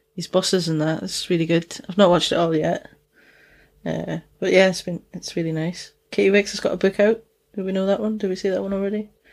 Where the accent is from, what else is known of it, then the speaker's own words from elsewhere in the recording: Dundee, Scotland, United Kingdom; accent: Dundonian mixed with Geordie; also born or lived in Newcastle upon Tyne; Dundonian accent, which is, uh, where I'm from